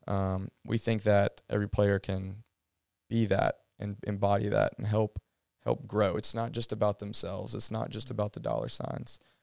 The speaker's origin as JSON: {"language": "English", "town": "Athens", "region": "Georgia", "country": "United States", "tie": "born or raised there", "said": "growing up in Athens, being at Georgia"}